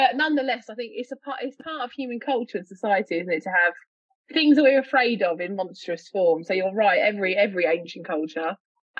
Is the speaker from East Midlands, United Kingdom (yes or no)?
no; London, United Kingdom; accent: East London; moved away; I don't live in London anymore, but the accent is from East London. It's from Walthamstow